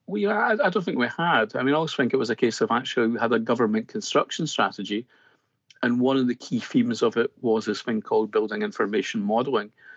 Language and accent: English; Scotland, United Kingdom; accent: Scottish; as you can probably tell by my accent straight off, uh, I, I, am Scottish